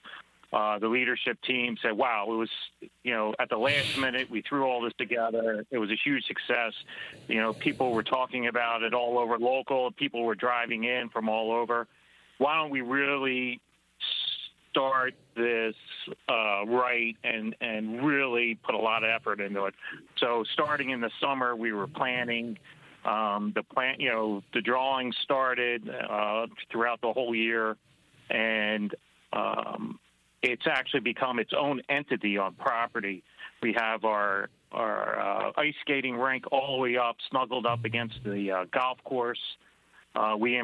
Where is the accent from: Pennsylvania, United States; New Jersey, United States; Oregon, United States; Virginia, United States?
Pennsylvania, United States; Philadelphia; moved away as an adult; also born or lived in Singapore; I'm originally from the Philadelphia area